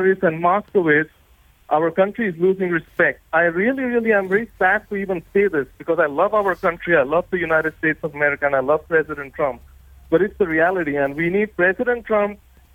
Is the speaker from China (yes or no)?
no; India; born or raised there; also born or lived in Summit, New Jersey, United States; now in Florida, United States